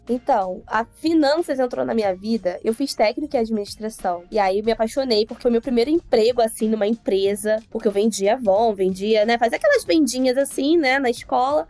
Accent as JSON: {"language": "Portuguese", "town": "Nova Iguaçu", "region": "Rio de Janeiro", "country": "Brazil", "tie": "born or raised there", "said": "Eu sou natural de Nova Iguaçu, Rio de Janeiro, na Baixada Fluminense. Continuo morando aqui"}